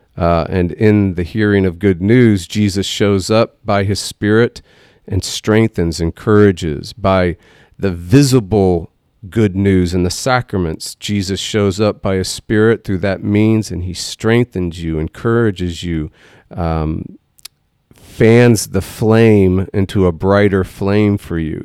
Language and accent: English; Texas, United States; we're from Texas